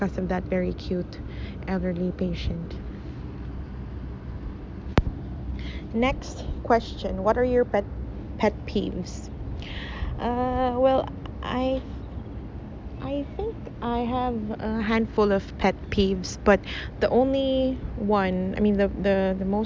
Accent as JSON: {"language": "English", "town": "Manukan", "region": "Zamboanga Peninsula", "country": "Philippines", "tie": "born or raised there", "said": "my hometown, Manukan, Zamboanga del Norte"}